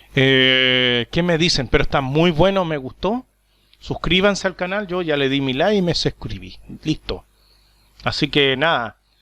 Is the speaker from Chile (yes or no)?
yes; Chile; now in Paraguay; yo soy chileno, vivo en, en Paraguay.